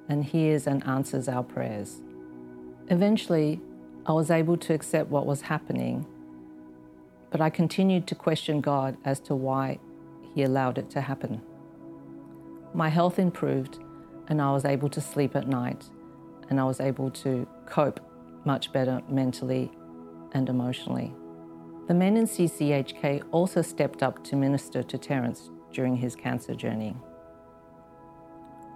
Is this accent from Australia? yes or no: yes; Australia; moved away as an adult; now in Hong Kong; I had attended a convent school when I was growing up in Australia